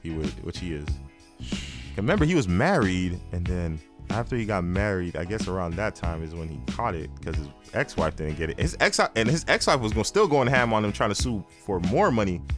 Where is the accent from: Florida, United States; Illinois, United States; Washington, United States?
Florida, United States; Miami; I'm from Miami